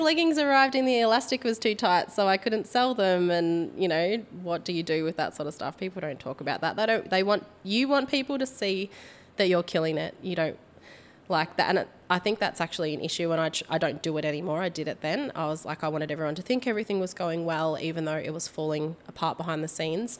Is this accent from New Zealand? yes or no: no; Port Fairy, Victoria, Australia; also born or lived in Warracknabeal; I grew up in Port Fairy, which is a small country town